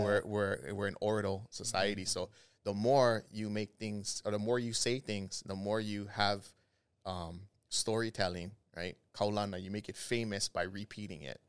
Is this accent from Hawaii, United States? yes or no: yes; Kahalu'u, Hawaii, United States; I grew up in Kahalu'u